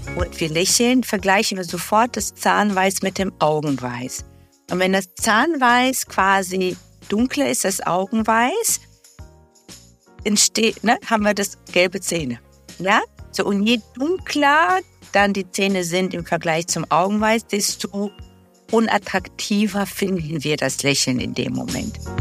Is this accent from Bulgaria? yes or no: yes; Bulgaria; now in Germany; Ich komme ja ursprünglich aus Bulgarien, also war auch die äh, Zahnversorgung dort jetzt nicht auf dem Niveau wie hier in Deutschland